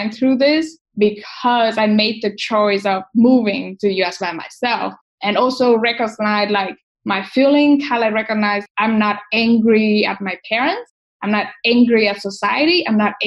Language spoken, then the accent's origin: English; Vietnam; growing up in Asia, spirituality is something that we value and we pay attention